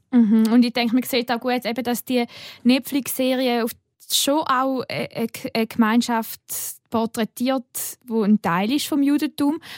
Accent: Switzerland; bei uns in der Schweiz

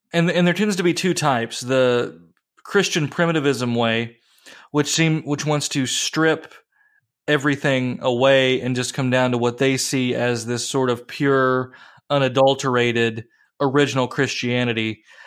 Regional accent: Appalachia, United States; growing up in Appalachia and stories from my grandmother

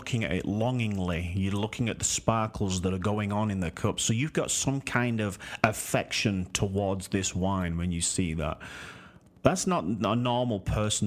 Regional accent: Yorkshire and the Humber, United Kingdom; from Yorkshire. My hometown right there

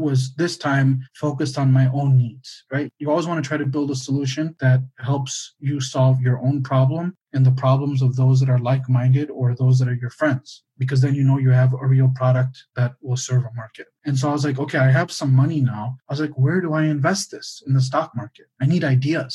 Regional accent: Michigan, United States; now in Albuquerque, United States; I grew up in Michigan. My dad was in the automobile industry

